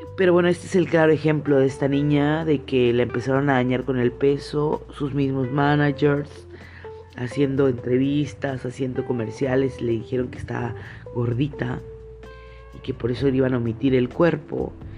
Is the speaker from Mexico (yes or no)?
yes; Mexico; nuestra fisonomía mexicana